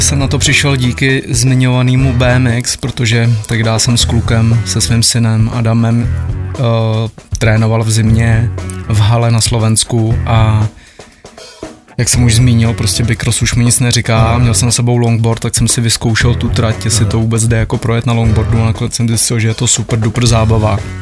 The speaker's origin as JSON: {"language": "Czech", "town": "Benátky nad Jizerou", "region": "Central Bohemian Region", "country": "Czechia", "said": "u nás v Benátkách nad Jizerou"}